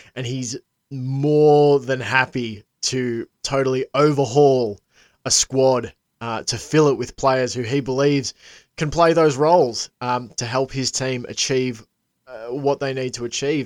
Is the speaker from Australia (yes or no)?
yes; Australia; as an Aussie